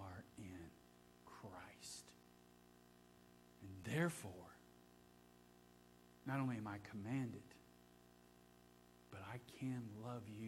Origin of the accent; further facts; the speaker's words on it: Ohio, United States; moved away; I grew up in Ohio